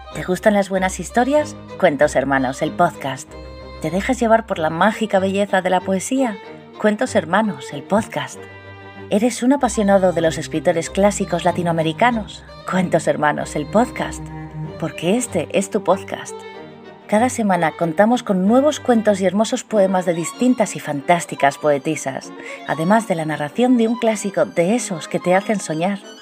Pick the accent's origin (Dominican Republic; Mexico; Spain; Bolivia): Spain; de España